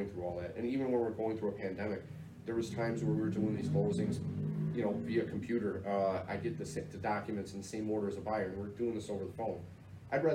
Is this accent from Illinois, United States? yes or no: yes; Chicago, Illinois, United States; I'm from the South Side